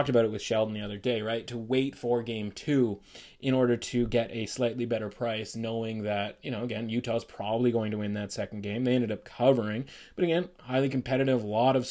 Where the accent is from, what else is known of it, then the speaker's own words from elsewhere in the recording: Canada; we're Canadian